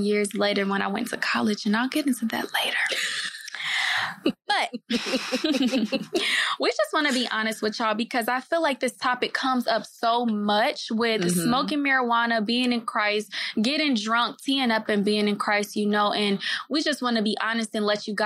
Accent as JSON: {"language": "English", "town": "Oak Park", "region": "Illinois", "country": "United States", "tie": "born or raised there", "said": "I'm from Oak Park, Illinois, so a Chicago suburb. And basically, my high school was called Oak Park Reefer Forest"}